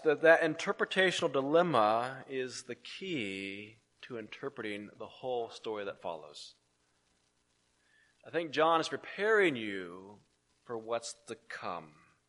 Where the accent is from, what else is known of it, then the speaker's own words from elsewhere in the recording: San Francisco, California, United States; I will sometimes be asked, "Well, where were you born?" And I will say, "Well, I was born in San Francisco," or "I was born in California." Either way, you get the point. I was born out on the left coast